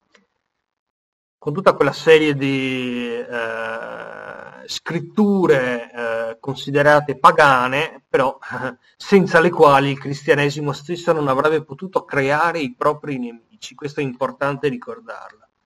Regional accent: Venice, Veneto, Italy; io sono veneziano

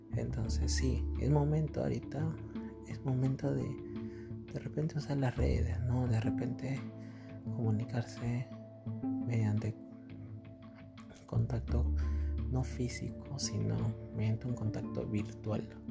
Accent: Peru; somos peruanos

